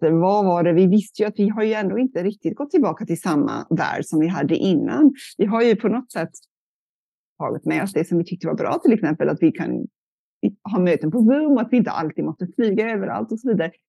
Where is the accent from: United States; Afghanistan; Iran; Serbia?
United States; California; jag är uppvuxen i Kalifornien mest och där det ju, har det varit mycket torka